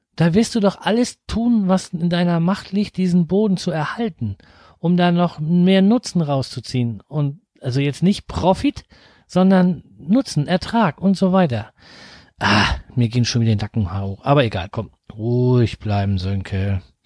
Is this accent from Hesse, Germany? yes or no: no; near Flensburg, Schleswig-Holstein, Germany; ich komme aus der Nähe von Flensburg